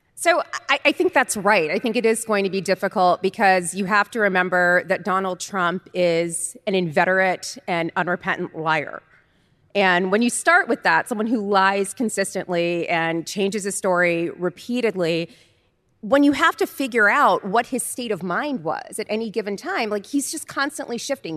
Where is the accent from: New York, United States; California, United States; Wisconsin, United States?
California, United States; Oakland; moved away; back in Oakland, back home